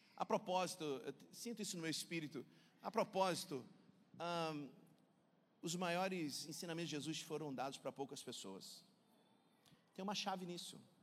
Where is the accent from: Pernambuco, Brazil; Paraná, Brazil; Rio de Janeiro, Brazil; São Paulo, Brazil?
Rio de Janeiro, Brazil; moved away as an adult; now in Belo Horizonte, Brazil; Eu sou carioca, morei 24 anos no Rio de Janeiro